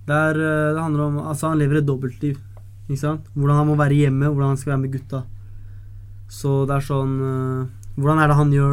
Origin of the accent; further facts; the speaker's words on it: Oslo, Norway; Det er stedet jeg kommer fra. Det er viktig å alltid kjære til han kommer fra Ellingsrudsen. Der er jeg fra, altså.